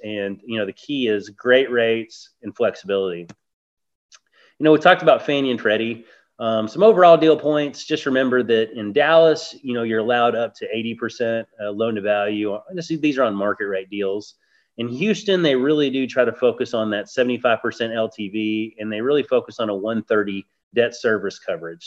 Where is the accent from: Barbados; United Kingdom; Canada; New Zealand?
Barbados; I was born in Barbados.